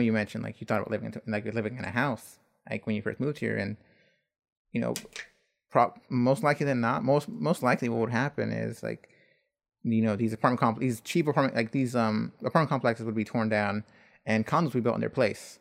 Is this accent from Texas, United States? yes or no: no; Buford Highway, Georgia, United States; that lives on Buford Highway